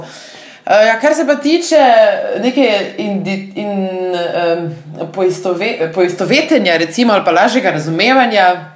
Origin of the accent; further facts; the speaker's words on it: Slovenia; da sem pač iz Slovenije dejansko